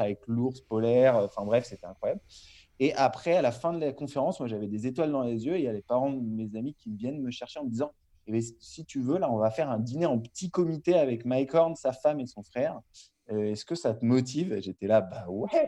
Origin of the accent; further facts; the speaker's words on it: Larmor-Plage, Brittany, France; moved away as an adult; now in Marseille, France; je suis originaire de Bretagne, l'Armor-Plage, dans le Morbihan. J'ai grandi là-bas jusqu'à mes 18 ans